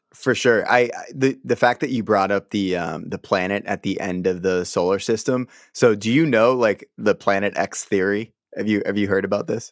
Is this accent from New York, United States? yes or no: no; Boston, Massachusetts, United States; I'm from St. Anne's Parish. Everything in Dorchester is like broken up by parishes